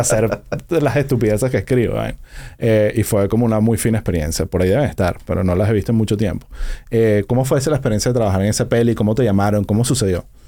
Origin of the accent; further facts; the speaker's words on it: Venezuela; also born or lived in United States; now in Miami, United States; todos somos venezolanos